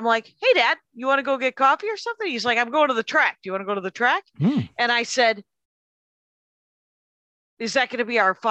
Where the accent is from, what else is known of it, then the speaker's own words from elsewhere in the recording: Wisconsin, United States; moved away; also born or lived in Minneapolis; I'm from Wisconsin